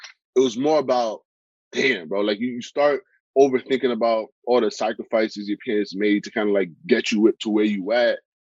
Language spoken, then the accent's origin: English; New York City, New York, United States; also born or lived in Seattle / Kansas City / Salt Lake City; growing up in the Bronx, you know, going into, like, you know, graduating college and then, you know, living out in Salt Lake for a little bit, being back in New York now.